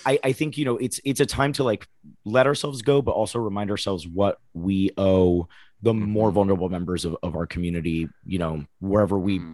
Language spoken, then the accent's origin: English; Oviedo, Florida, United States; I grew up in Florida